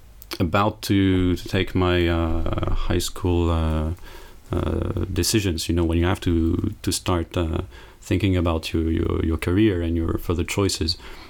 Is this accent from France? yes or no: yes; north of France, France; also born or lived in Metz; I come from France. I was born in the east of France, in Metz. Then I grew up in various cities, but mostly from the north of France.